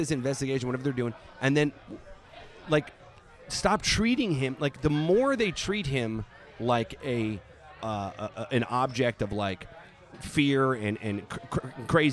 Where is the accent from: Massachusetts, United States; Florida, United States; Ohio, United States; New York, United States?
New York, United States; Long Island; I grew up on Long Island, not too far from Queens